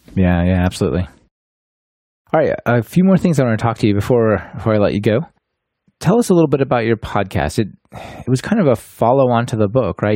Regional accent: Portland, Oregon, United States; moved away as an adult; now in Germany; we are both from Portland

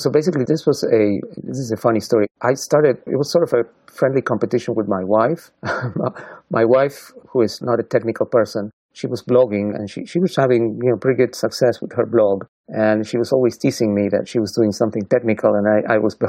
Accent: Argentina; moved away as an adult; now in Portland, United States; I'm from Argentina

